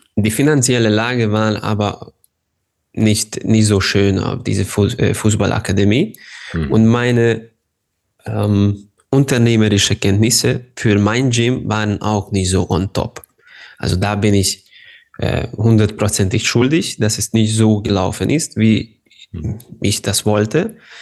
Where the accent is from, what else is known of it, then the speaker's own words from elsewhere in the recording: Ada, Vojvodina, Serbia; German is a second language; also born or lived in Hungary / Germany; Ich bin in Serbien geboren, mhm. aber ich bin Ungar. Und ich wohne ganz nah zu der serbischen-ungarischen Grenze, aber auf der serbischen Seite